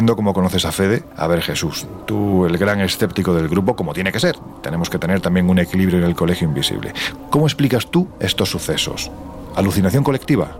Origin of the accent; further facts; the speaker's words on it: southern Spain, Spain; siento pasión por mi tierra, lógicamente, el, el, sur de España